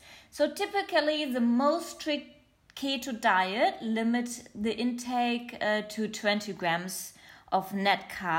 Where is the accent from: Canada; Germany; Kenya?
Germany; accent: German; first language German; English is a second language; also born or lived in Australia; my mother language is German, not English, but I used to live in Australia. Hello to everyone in Australia, to all my listeners there. And, you're pretty, yeah, hear my weird accent. It's quite German, it's a little bit of something else and a little bit of English.